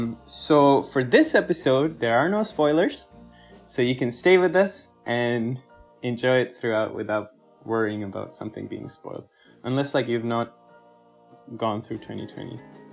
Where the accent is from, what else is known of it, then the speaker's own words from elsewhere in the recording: Nepal; moved away; I'm from Nepal. Christmas was just like a novelty thing for us, you know, it's not like our thing.